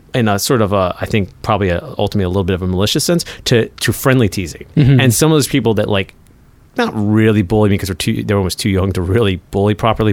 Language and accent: English; United States; I grew up near Washington, D.C.